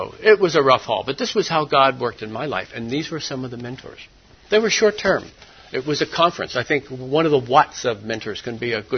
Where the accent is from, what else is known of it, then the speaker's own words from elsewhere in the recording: New Jersey, United States; moved away as an adult; also born or lived in Pennsylvania / Thailand; the pretty large Methodist church that I grew up in South Jersey